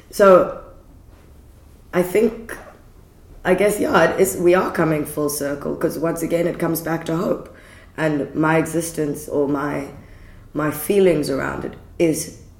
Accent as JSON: {"language": "English", "country": "Canada", "tie": "born or raised there", "said": "And I I grew up in Canada. I've been back to Canada, and it's one of the most safe places."}